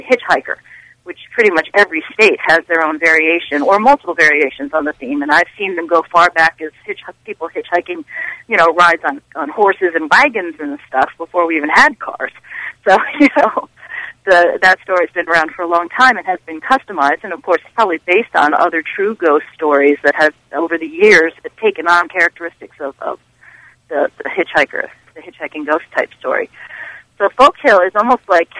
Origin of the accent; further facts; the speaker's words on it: New Jersey, United States; New Jersey is my home state that I grew up